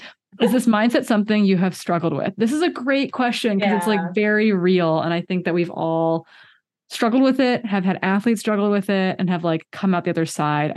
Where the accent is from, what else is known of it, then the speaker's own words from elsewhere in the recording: Midwest, United States; as a Midwesterner